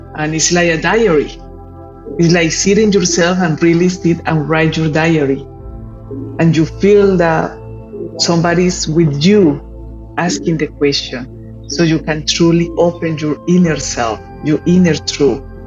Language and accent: English; Colombia; I I'm from Colombia